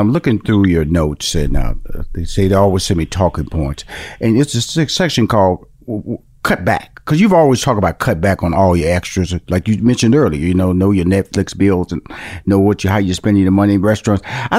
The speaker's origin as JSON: {"language": "English", "town": "Houston", "region": "Texas", "country": "United States", "said": "I came from Fifth Ward, which is an inner city, and my parents upgraded a little bit, moved to like a bigger version of the inner city"}